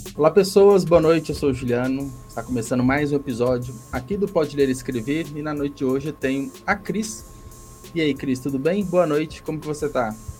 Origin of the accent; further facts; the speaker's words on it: Belo Horizonte, Minas Gerais, Brazil; eu sou de Belo Horizonte